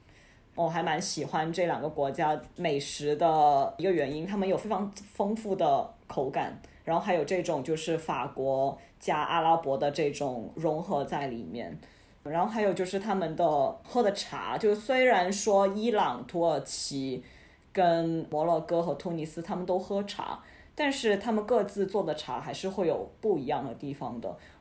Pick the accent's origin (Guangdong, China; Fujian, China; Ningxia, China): Guangdong, China; 就跟我们广东人烤鸡有一些很讲究的执念一样